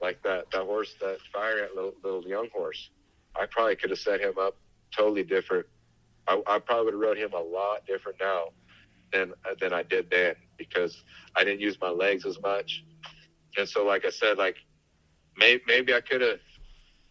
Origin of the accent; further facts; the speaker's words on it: South Tucson, Arizona, United States; I'm a kid from South Tucson